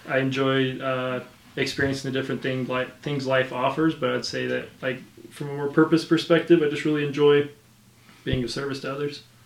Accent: Utah, United States; growing up in Utah, non-LDS

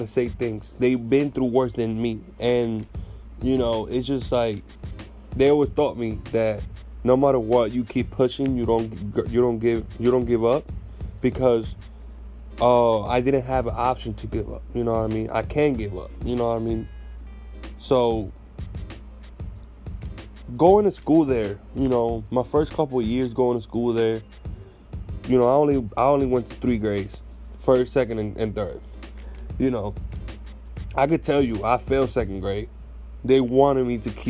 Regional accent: Puerto Rico; talking about growing up in Puerto Rico

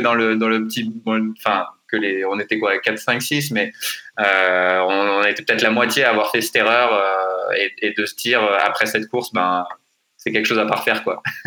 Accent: France; on est français

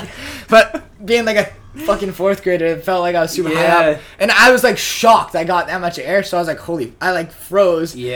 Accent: Maynard, Massachusetts, United States; I grew up in Maynard, Massachusetts

